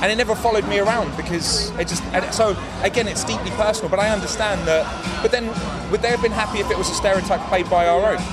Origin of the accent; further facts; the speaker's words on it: England, United Kingdom; I was born in England and I'm as English as anyone else.